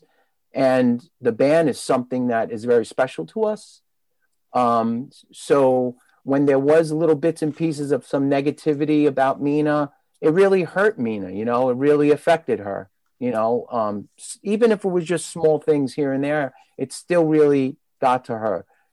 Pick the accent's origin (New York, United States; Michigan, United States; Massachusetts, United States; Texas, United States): New York, United States; New York City; I was growing up in Brooklyn, you know, since I was a teenager